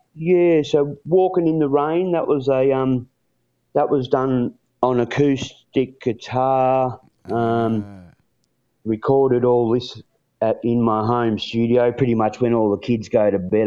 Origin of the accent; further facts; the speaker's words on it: Warrnambool, Victoria, Australia; born and raised in a little country town called Warrnambool